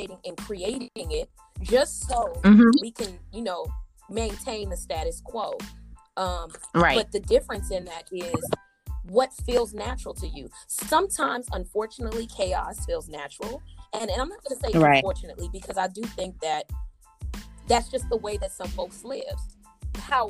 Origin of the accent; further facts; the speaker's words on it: United States; being African American